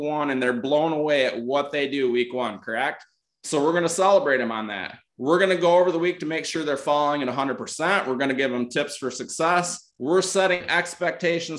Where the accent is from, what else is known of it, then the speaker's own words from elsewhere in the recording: Northern Michigan, United States; I'm from Northern Michigan